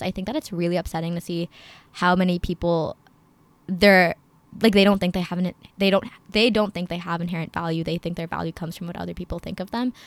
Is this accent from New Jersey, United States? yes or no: yes; Princeton, New Jersey, United States; also born or lived in Chicago, Illinois; I am from Princeton, New Jersey, but I was born in Chicago